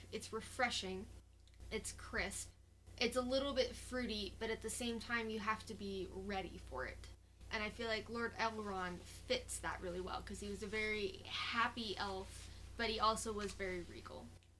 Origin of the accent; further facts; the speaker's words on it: Cave Creek, Arizona, United States; also born or lived in Rockford, Illinois / Tucson; From Rockford, Illinois. I grew up north of Phoenix in a town called Cave Creek, and then moved to Tucson